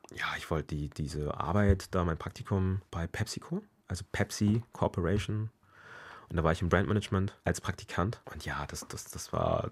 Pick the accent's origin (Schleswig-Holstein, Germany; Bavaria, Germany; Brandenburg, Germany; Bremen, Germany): Bremen, Germany; also born or lived in Ghana / Mexico; now in Hamburg, Germany; Ich bin ja hier aufgewachsen, 20 Jahre meines Lebens. Klar bin ich deutsch